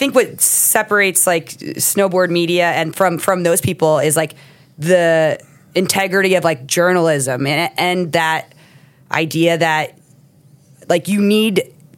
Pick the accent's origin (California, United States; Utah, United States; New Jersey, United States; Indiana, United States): New Jersey, United States; moved away; growing up in New Jersey